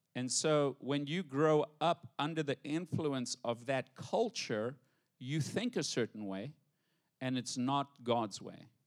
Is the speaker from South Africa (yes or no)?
yes; South Africa; now in United States; I'm proper from English, South Africa